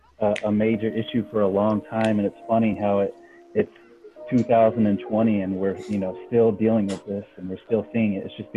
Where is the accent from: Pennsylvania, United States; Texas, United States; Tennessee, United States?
Texas, United States; Houston; now in San Diego, United States; I know Erica from the past. I'm from Houston, living here in San Diego